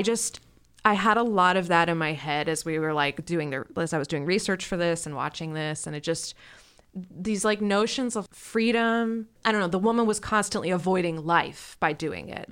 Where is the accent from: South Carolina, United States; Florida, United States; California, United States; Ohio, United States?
Ohio, United States; I grew up in Ohio